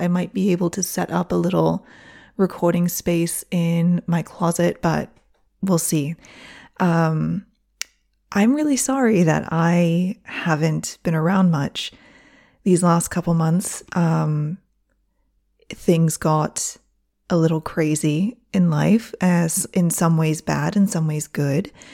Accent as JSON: {"language": "English", "region": "Michigan", "country": "United States", "tie": "born or raised there", "also_born_or_lived": "Onda, Spain", "moved": "yes", "lives_now": "Spain", "said": "I'm not from Oxford, but I have family in Oxford"}